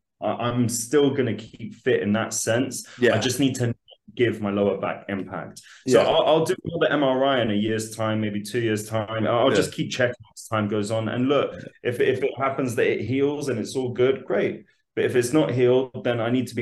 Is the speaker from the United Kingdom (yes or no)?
yes; London, United Kingdom; born and raised in London, so lived there my whole life.